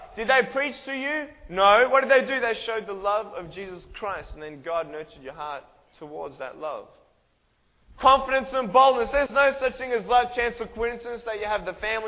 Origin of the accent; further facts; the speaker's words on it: Australia; I'm from Australia.